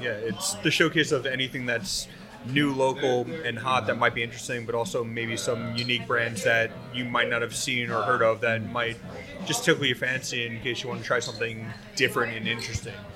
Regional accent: Long Island, New York, United States; I'm from Long Island

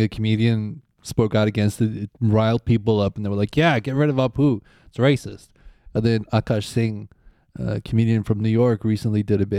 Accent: Switzerland

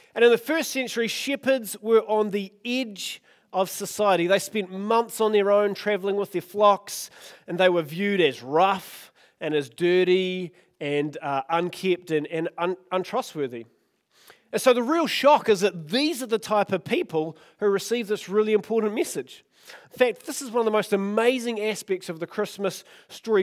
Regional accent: Oamaru, Otago, New Zealand; I grew up in Omaru

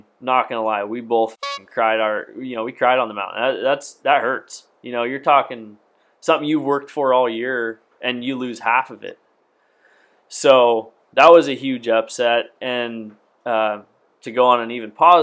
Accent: Washington, United States; I'm from Washington.

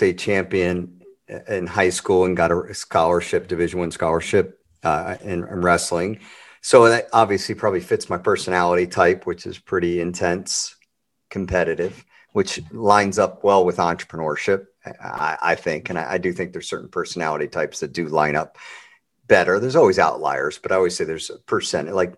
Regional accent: Baltimore, Maryland, United States; Grew up in Baltimore

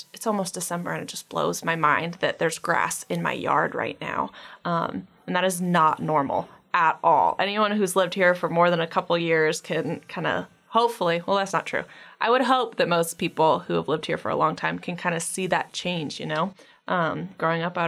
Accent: Talkeetna, Alaska, United States; also born or lived in Soldotna, Alaska / Willow, Alaska; now in Anchorage, United States; I was born in Soldotna, and then I lived in Willow, went to school in Talkeetna.

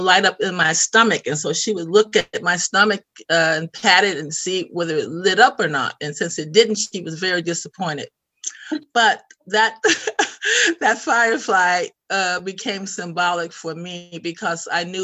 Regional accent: Chicago, Illinois, United States; moved away as an adult; also born or lived in Portland, Oregon; now in Sweden; growing up in Chicago in the South Side and pretty much in poverty with my 5 other siblings

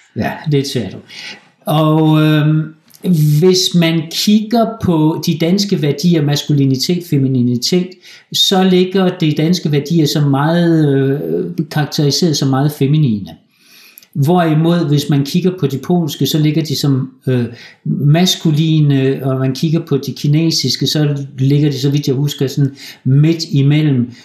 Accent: Denmark; moved away as an adult; also born or lived in Aalborg, Denmark; now in Poland; vi danskere

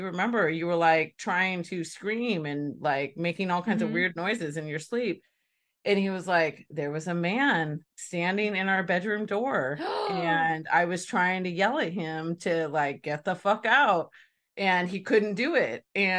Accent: California, United States; born or raised there

